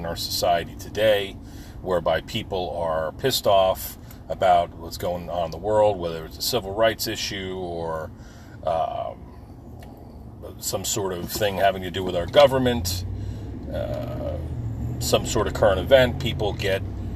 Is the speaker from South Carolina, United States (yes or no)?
no; Forked River, New Jersey, United States; My hometown, Forkett River, New Jersey, Lacey Township